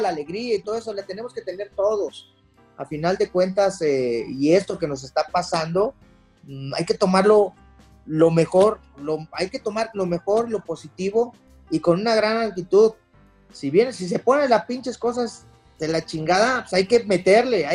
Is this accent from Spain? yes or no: no; Mexico; como mexicano